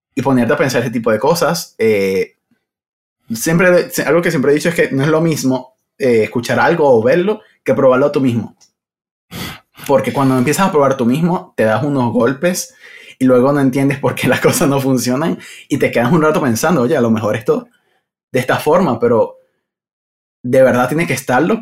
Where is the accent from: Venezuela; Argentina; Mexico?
Venezuela; moved away as an adult; now in Madrid, Spain; Originalmente soy de Venezuela